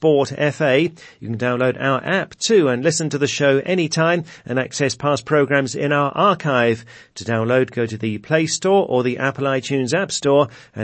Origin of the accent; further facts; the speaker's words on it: Brighton, South East England, United Kingdom; That's the city where I grew up in England.